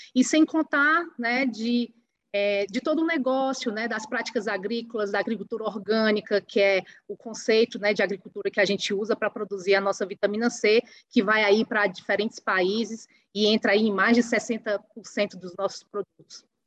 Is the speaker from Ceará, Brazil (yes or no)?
yes; Ubajara, Ceará, Brazil; fica na cidade de Ubajara, que é uma cidade pequenininha, uma cidade que fica a 300 quilômetros de Fortaleza, da capital cearense, uma cidade aí com um pouco mais de 30 mil habitantes, que é o meu lugar, que é a cidade onde eu nasci